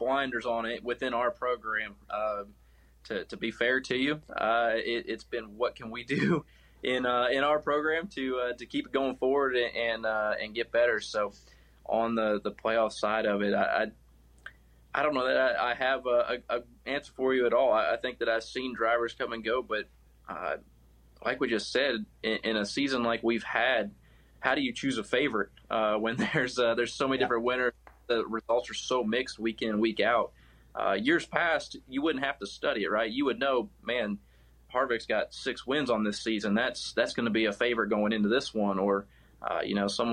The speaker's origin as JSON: {"language": "English", "region": "Texas", "country": "United States", "tie": "born or raised there", "moved": "yes", "lives_now": "North Carolina, United States", "said": "my home state, and going back to Texas"}